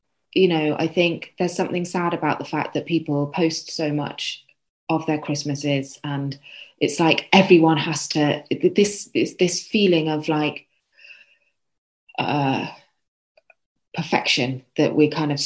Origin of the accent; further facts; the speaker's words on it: London, United Kingdom; now in Sheffield, United Kingdom; I'm actually from London, so I'm not authentic Yorkshire.